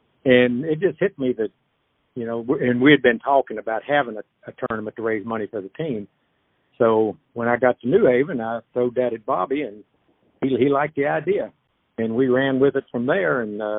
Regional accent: New Haven, Kentucky, United States; also born or lived in Bardstown; I was living in Bardstown at the time. I'm from New Haven.

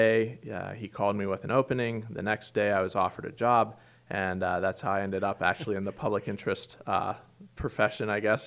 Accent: Pittsburgh, Pennsylvania, United States; also born or lived in Washington, D.C.; I'm a native of the Great Commonwealth here, although the western part, and I grew up around Pittsburgh, Pennsylvania

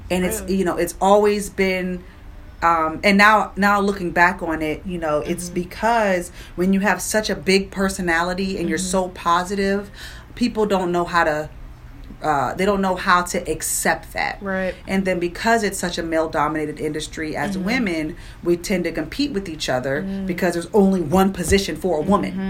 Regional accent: Prince George's County, Maryland, United States; also born or lived in Washington, D.C.; born and raised in Prince George's County.

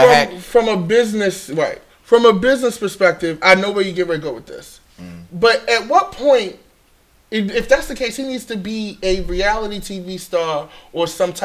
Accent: Baltimore, Maryland, United States; I'm from West Baltimore Park Heights. Okay? Gerson. I'm from real Baltimore. I'm from old Baltimore.

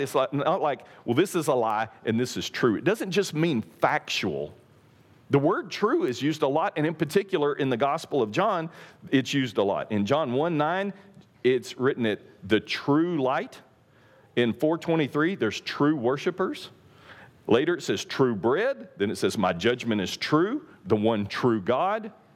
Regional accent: East Texas, United States; I'm from East Texas

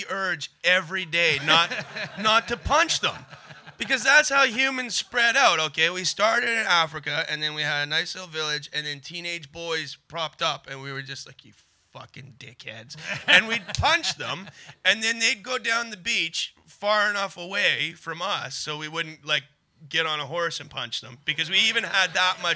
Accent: Canada; I'm Canadian

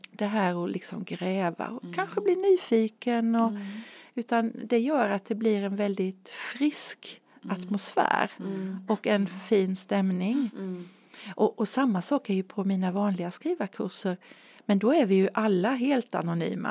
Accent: Nässjö, Jönköping County, Sweden; also born or lived in Asarum, Karlshamn, Blekinge; min familj flyttade hit när jag var 11 år

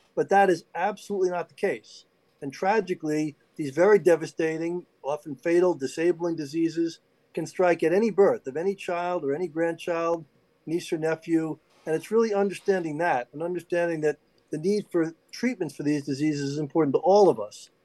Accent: New York, United States; everybody in New York, of course, we all knew growing up in New York

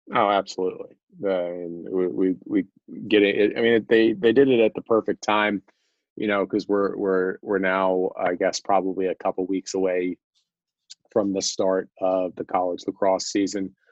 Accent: Georgia, United States; my my home state

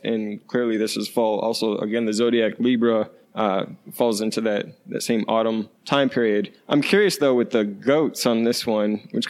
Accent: Westfield, New York, United States; I'm from Western New York, and actually Welch's, the company, originated in my hometown called Westfield. And so I grew up with grapes everywhere.

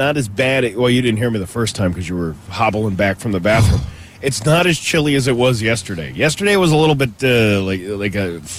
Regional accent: Three Rivers, Massachusetts, United States; I'm from Three Rivers.

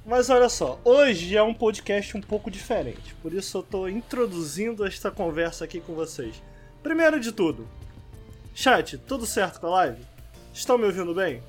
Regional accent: Rio de Janeiro, Brazil; Eu sou carioca, entendeu? Eu sou carioca

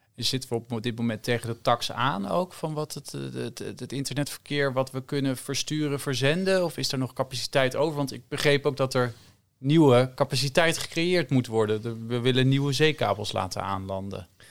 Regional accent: Netherlands; we hebben als Nederlanders een sterk paspoort

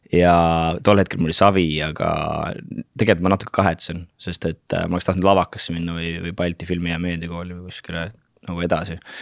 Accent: Kuressaare, Saare County, Estonia; born or raised there; also born or lived in Turja village / Tallinn; now in London, United Kingdom

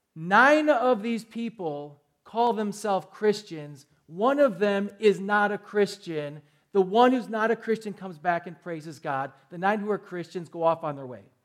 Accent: Milwaukee, Wisconsin, United States; I'm from Milwaukee

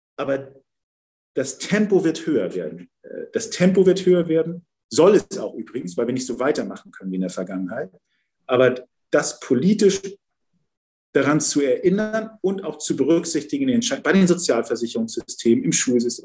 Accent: Hamburg, Germany; Ich bin ja Wilhelmsburger. Ich bin ja in Wilhelmsburg äh, aufgewachsen

